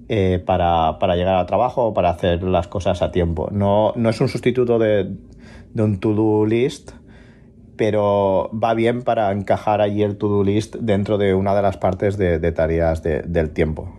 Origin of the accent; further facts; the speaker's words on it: La Canonja, Catalonia, Spain; now in Barcelona, Spain; de La Canonja, pero ahora vivo en Barcelona